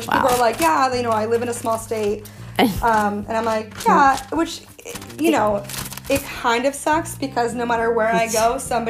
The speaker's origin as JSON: {"language": "English", "area": "New Haven County", "region": "Connecticut", "country": "United States", "said": "Yeah, like, I'm not from Fairfield, Litchfield County. I was like, I'm from New Haven County."}